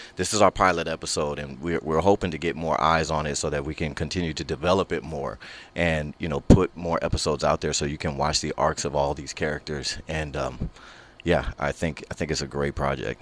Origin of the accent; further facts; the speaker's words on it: Houston, Texas, United States; now in Los Angeles, United States; I'm from Houston, Texas